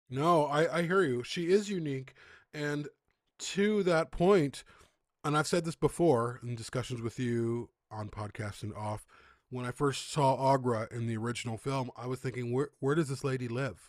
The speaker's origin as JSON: {"language": "English", "town": "Chicago", "region": "Illinois", "country": "United States", "moved": "yes", "said": "I'm from the Midwest, Chicago"}